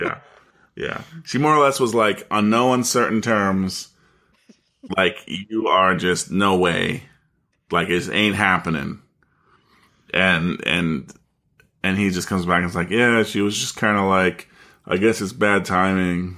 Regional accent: United States; as an American

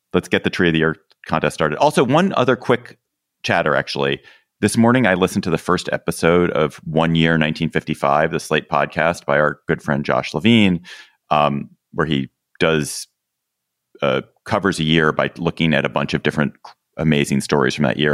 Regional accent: Washington, District of Columbia, United States; my hometown airport, D C

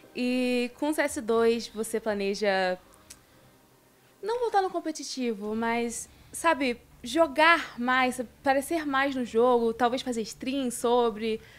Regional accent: Rio de Janeiro, Brazil; now in São Paulo, Brazil; tanto eu quanto a Vinícius somos do Rio.

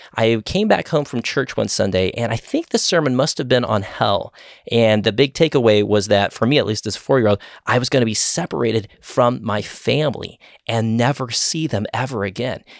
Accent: Austin, Texas, United States; I grew up in the Austin area my whole life

